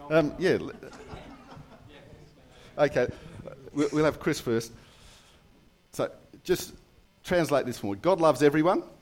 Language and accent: English; London, United Kingdom; born there; I, actually came from another country as well. Uh, I was born in, I was born in London.